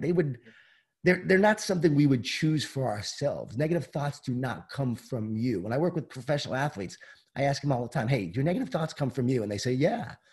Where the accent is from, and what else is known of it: Long Island, New York, United States; born or raised there